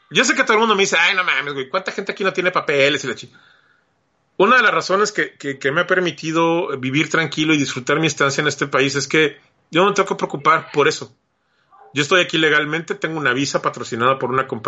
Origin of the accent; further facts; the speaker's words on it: Mexico; moved away as an adult; now in United States; yo salí de México decepcionado, este, en una muy mala situación y, y, entiendo el, espíritu con el que los mexicanos se vienen a trabajar a este lado.